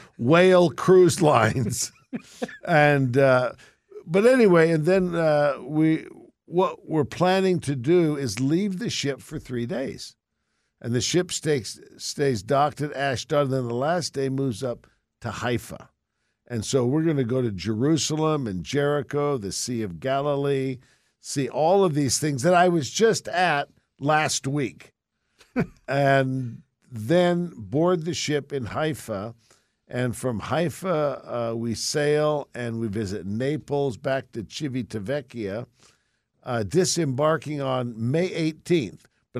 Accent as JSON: {"language": "English", "region": "England", "country": "United Kingdom", "said": "from Mother England, my home."}